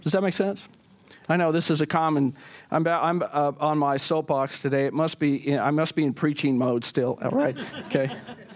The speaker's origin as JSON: {"language": "English", "region": "the Bible Belt", "country": "United States", "tie": "born or raised there", "said": "when I was a kid growing up in the Bible Belt"}